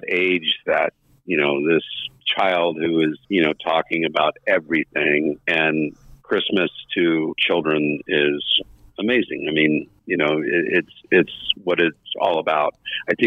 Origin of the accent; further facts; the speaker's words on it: Southern California, United States; moved away; I grew up down in Southern California